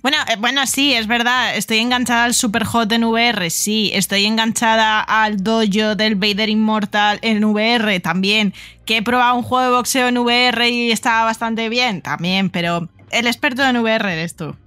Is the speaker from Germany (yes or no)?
no; Valencian Community, Spain; soy experta en explosivos porque soy valenciana